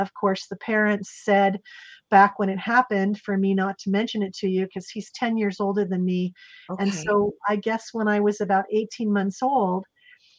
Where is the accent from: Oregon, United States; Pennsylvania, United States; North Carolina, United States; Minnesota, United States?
Oregon, United States; Salem; I was raised in Salem, Oregon, and I was born there